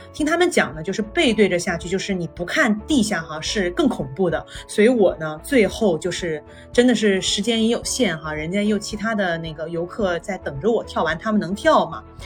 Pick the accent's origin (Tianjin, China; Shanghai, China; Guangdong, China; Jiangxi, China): Guangdong, China; Guangzhou; 我小时候就经常我在广州长大的嘛